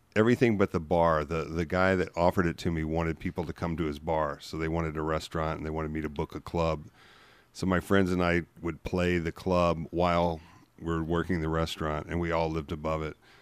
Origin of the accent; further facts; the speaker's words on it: Memphis, Tennessee, United States; moved away as an adult; also born or lived in Los Angeles; I'm from Memphis in, in the early eighties